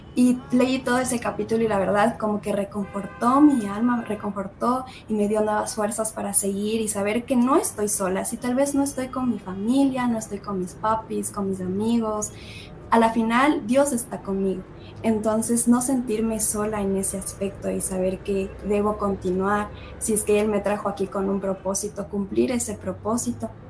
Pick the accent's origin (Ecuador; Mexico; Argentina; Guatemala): Ecuador; moved away as an adult; now in United States; Ecuador comemos un montón de cosas